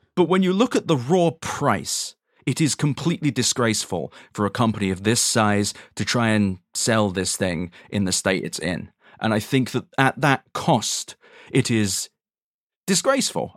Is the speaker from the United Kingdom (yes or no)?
yes; London, United Kingdom; moved away as an adult; also born or lived in New York / North Carolina; as a Londoner